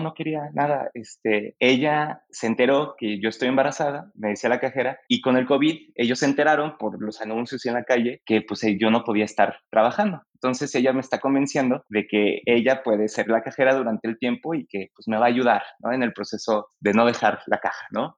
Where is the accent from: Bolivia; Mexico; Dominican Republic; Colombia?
Mexico; nuestro país